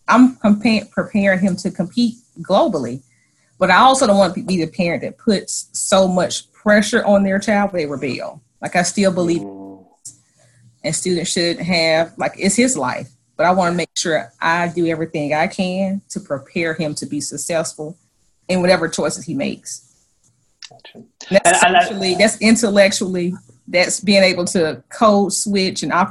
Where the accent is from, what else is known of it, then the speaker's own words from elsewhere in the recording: Memphis, Tennessee, United States; growing up in Memphis